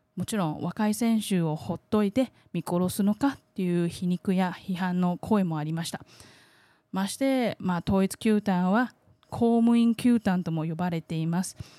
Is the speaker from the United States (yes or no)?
no; Taiwan; 台湾生まれ台湾育ち